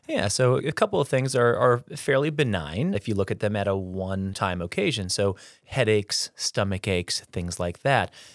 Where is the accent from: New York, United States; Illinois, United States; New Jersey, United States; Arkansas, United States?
Illinois, United States; Peoria; also born or lived in Florida / Baltimore, Maryland; I'm a local kiddo here, uh, born and raised in the Peoria area